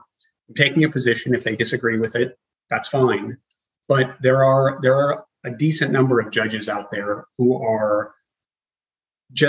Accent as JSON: {"language": "English", "region": "Arizona", "country": "United States", "tie": "born or raised there", "moved": "yes", "said": "I grew up in Arizona"}